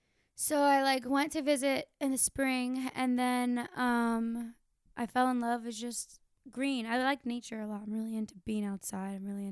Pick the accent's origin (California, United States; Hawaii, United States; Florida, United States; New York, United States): Florida, United States; Tampa; Tampa native, yeah.